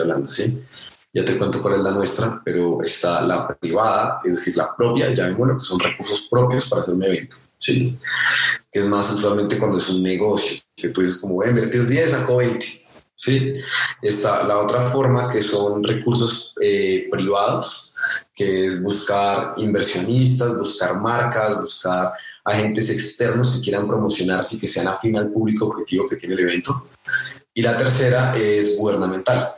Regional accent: Sogamoso, Boyacá, Colombia; moved away as an adult; also born or lived in Los Angeles; yo soy de Sogamoso, Boyacá, crecí en el campo

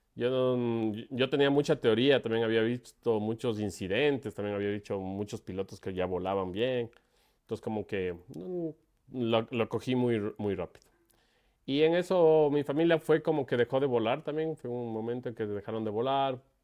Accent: Quito, Pichincha, Ecuador; Yo soy de Ecuador. Nací en la ciudad de Quito

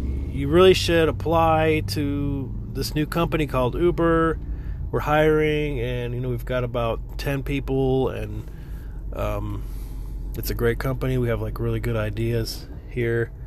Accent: Florida, United States; moved away as an adult; also born or lived in New York / California; now in Texas, United States; I'm originally from Florida, and I lived in Florida for pretty much until 2000

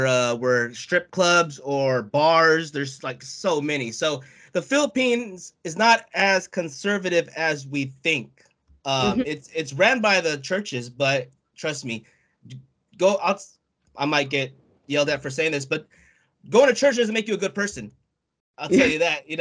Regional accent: United States; I'm American, so Filipino American

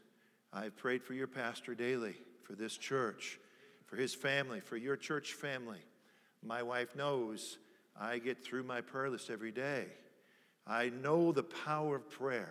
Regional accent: near Annapolis, D.C., Maryland, United States; We grew up in Washington, D.C., right outside of Washington, actually in Maryland by Annapolis.

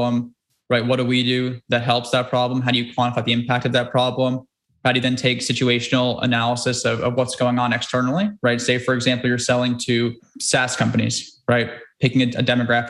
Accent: New York, United States; growing up in New York

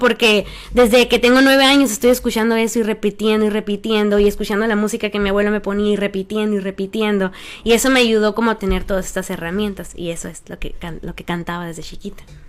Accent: Empalme, Sonora, Mexico; now in Mexico City, Mexico; yo soy originaria de Empalme, Sonora

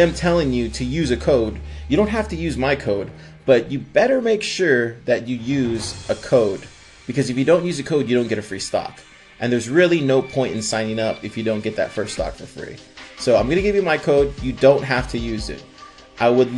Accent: Corpus Christi, Texas, United States; moved away; I'm spending time in Corpus Christi, where my hometown is.

